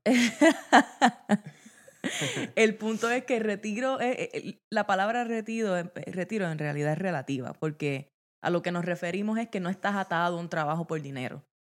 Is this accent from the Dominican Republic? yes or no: no; Guayanilla, Puerto Rico; moved away as an adult; also born or lived in Yauco, Puerto Rico / Mayagüez, Puerto Rico; now in Maryland, United States; Yo nací en el sur de Puerto Rico, nací en Yauco y me crié en Guayanilla, Puerto Rico, eh, toda mi vida hasta los 18, 19 años